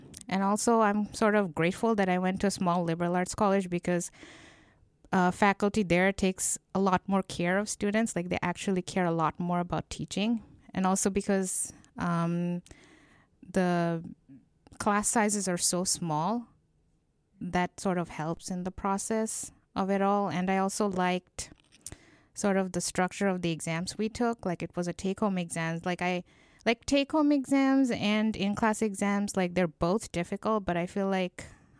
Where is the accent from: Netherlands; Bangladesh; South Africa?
Bangladesh; No, this was in Bangladesh. Okay. I'm from Bangladesh, so.